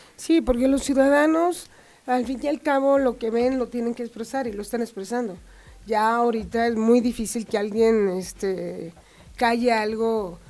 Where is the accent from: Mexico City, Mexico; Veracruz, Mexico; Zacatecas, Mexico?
Zacatecas, Mexico; yo soy zacatecana